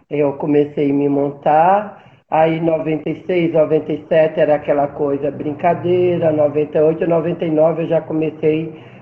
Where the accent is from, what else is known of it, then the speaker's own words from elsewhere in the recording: Northeast Region, Brazil; now in São Paulo, Brazil; No começo, é muito difícil, ainda mais para mim que vim do, do Nordeste, teve um preconceito muito grande